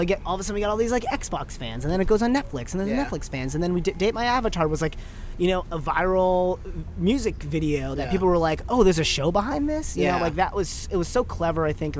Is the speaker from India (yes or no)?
yes; India; I'm Indian. Like, let's just do, like, let's take advantage of everything we got. Let's do a Bollywood thing.